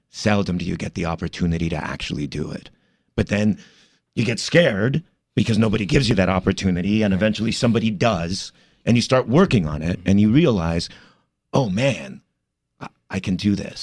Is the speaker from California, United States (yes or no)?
yes; Commerce, California, United States; moved away as an adult; also born or lived in East Los Angeles, California / New York; my parents moved to the city of Commerce, which is right outside East LA, and uh, I grew up there